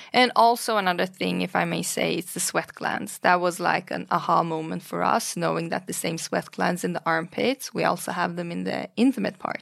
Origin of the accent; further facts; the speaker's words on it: Stockholm, Stockholm County, Sweden; also born or lived in Iran; I was born in Iran during the Iran and Iraq War in the eighties. And then my parents fled to Sweden due to the war and due to political reasons. So we grew up in Sweden, in Stockholm